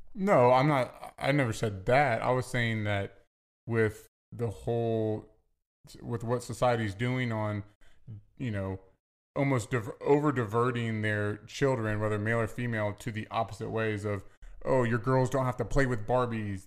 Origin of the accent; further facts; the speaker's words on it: Virginia, United States; I'm from the South